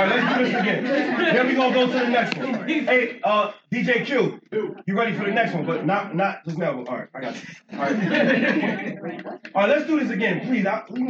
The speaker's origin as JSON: {"language": "English", "town": "Philadelphia", "region": "Pennsylvania", "country": "United States", "said": "I'm from North Philly too"}